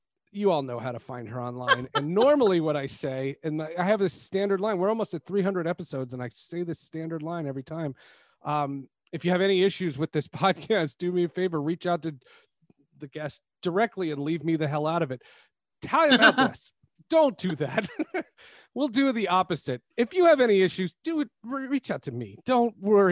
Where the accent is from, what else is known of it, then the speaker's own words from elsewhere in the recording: New Jersey, United States; moved away; also born or lived in New York; I grew up in New Jersey